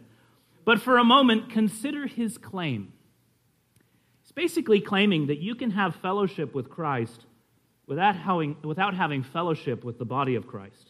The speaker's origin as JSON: {"language": "English", "region": "California", "country": "United States", "said": "we're from California"}